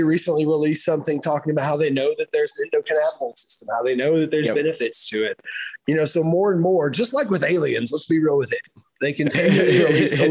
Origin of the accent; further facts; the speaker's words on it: Kentucky, United States; moved away; I grew up in Kentucky